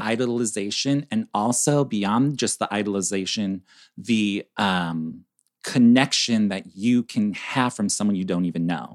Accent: Chicago, Illinois, United States; we're from Chicago, so we're up north

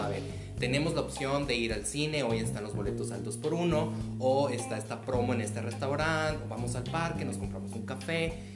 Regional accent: Cananea, Sonora, Mexico; Yo soy oriundo de Cananea, Sonora

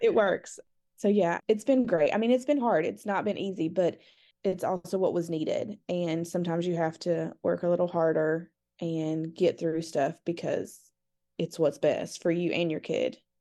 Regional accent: North Carolina, United States; I'm from North Carolina

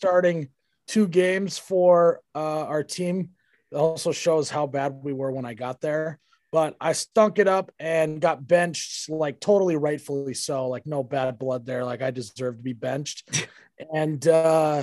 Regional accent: Fargo, North Dakota, United States; also born or lived in Detroit Lakes, Minnesota / Moorhead, Minnesota; I grew up in Fargo, North Dakota.

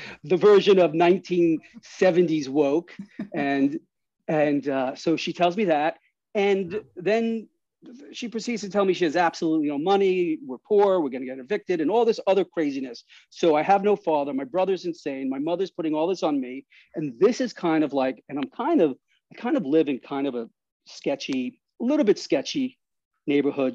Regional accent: New York City, New York, United States; I grew up in Astoria, Queens

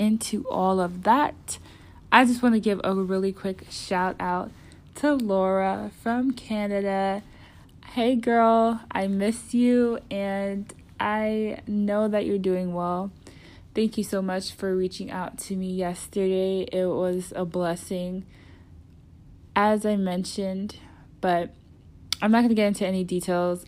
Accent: United States; I'm from America

